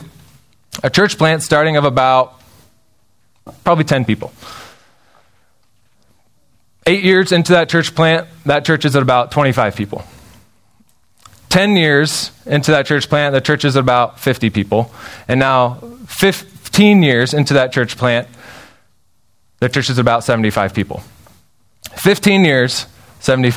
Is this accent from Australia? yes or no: no; Spokane, Washington, United States; So I grew up in Spokane, Washington